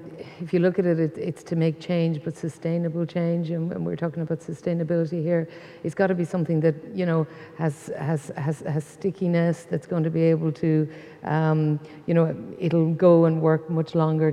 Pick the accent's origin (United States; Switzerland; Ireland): Ireland; County Limerick, Munster; I come from the country, I'm from County Limerick, I'm from a farming background.